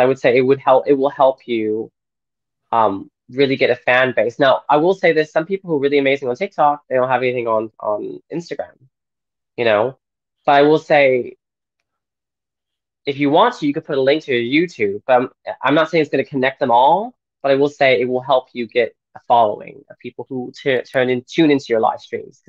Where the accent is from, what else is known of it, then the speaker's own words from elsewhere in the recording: Austin, Texas, United States; moved away as an adult; also born or lived in London; I grew up in Austin, Texas, but I moved away after college to London